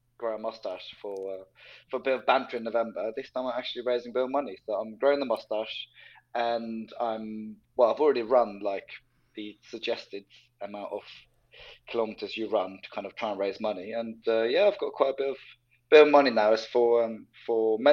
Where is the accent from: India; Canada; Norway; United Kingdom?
Norway; moved away; I grew up in Norway.